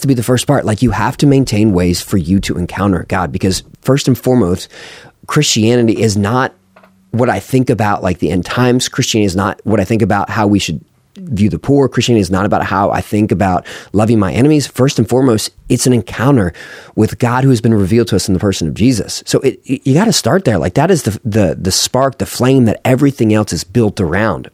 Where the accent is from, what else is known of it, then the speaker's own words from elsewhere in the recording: United States; as an American